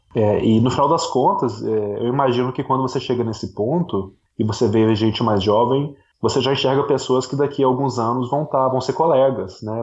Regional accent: Brazil; moved away as an adult; now in New Zealand; aproveitei para voltar aqui visitar a terrinha.

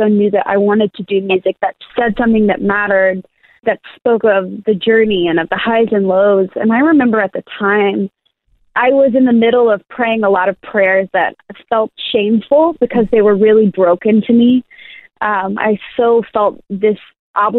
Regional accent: Nashville, Tennessee, United States; born and raised in Nashville

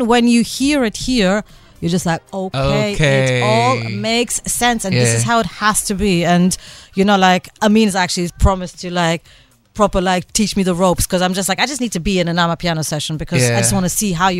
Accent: India; now in Cape Town, South Africa; And I come from another culture. I'm Indian, right?

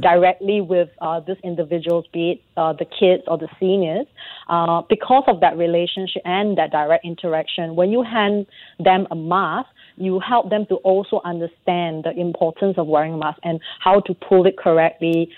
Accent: Singapore; being a Singaporean

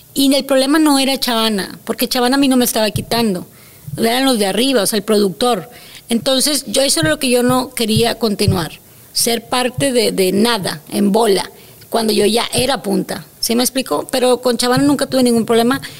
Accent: Monterrey, Nuevo León, Mexico; also born or lived in Mérida, Yucatán; Como Regia

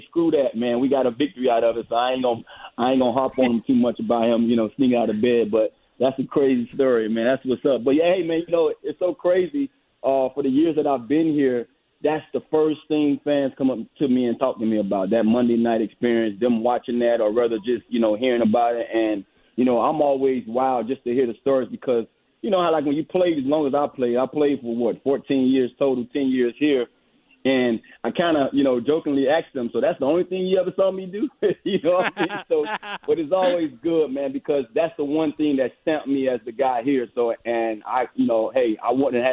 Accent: Miami, Florida, United States; moved away; I'm a Florida guy. I grew up in Miami, Florida.

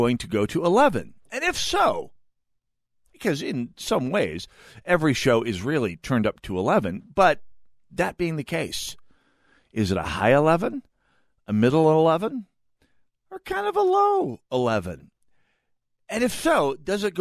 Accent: North Dakota, United States; now in Minnesota, United States; I'm the nebbish from North Dakota

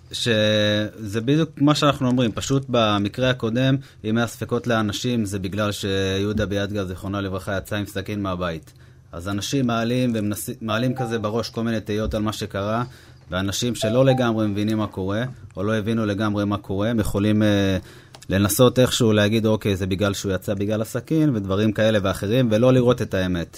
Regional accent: Hod HaSharon, Central District, Israel; אנחנו גרים באותה, גרנו באותה שכונה, גדלנו ביחד

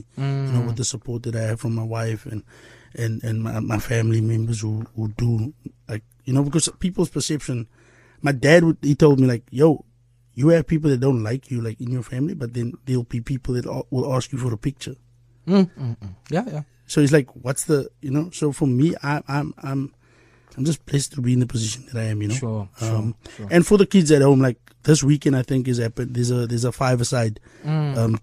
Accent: Cape Town, Western Cape, South Africa; I'm still there. I haven't left the hood. I'm still in the hood

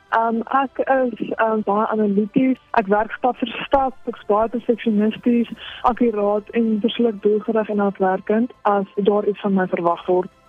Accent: Johannesburg, Gauteng, South Africa; now in Bethlehem, South Africa; ek kom oorspronklik van Johannesburg af

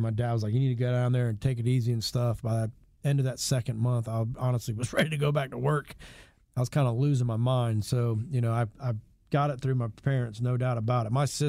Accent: New Jersey, United States; born there; moved away; I was born in New Jersey, but we moved here because my dad was in pharmaceutical sales in 1980.

